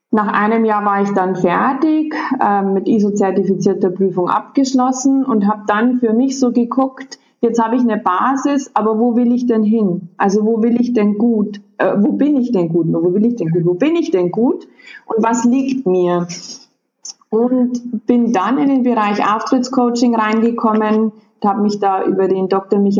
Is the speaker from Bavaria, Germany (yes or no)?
yes; Bavaria, Germany; Und ich komme aus Bayern und zwar so aus der Oberpfalz.